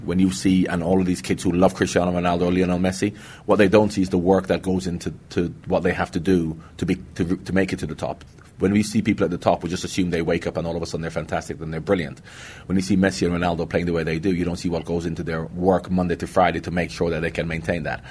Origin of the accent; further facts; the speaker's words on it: Jamaica; moved away; also born or lived in England; I'm from Jamaica